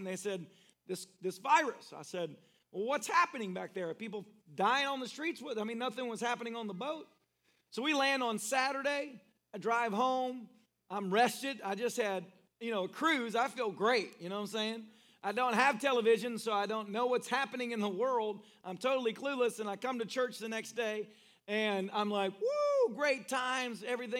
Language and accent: English; Philippines; I'm from the Philippines, so I don't know what's going to happen from here.